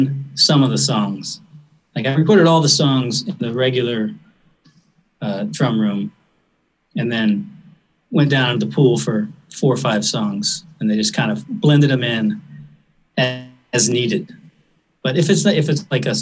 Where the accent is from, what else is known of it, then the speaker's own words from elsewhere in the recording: North Carolina, United States; I'm from North Carolina.